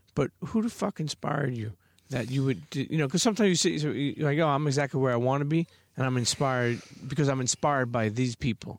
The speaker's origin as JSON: {"language": "English", "town": "New York City", "region": "New York", "country": "United States", "tie": "born or raised there", "said": "the way we grew up in Brooklyn"}